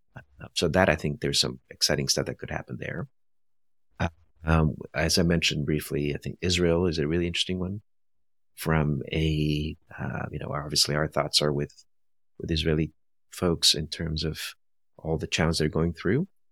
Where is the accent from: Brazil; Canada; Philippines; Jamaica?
Brazil; moved away; also born or lived in India; I was born in India, raised in Brazil